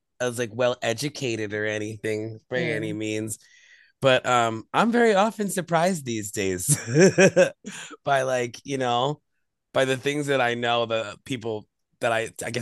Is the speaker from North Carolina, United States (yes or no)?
no; Deer Park, New York, United States; also born or lived in Brooklyn / Queens; I'm originally from Long Island, but my family kind of grew up in Brooklyn and Queens. And so like, I've been like back and forth since I was a little kid, but mainly on Long Island